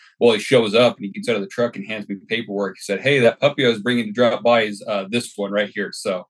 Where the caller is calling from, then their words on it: Kuna, Idaho, United States; I'm calling from Cuna, Idaho. I relocated here about 3 years ago.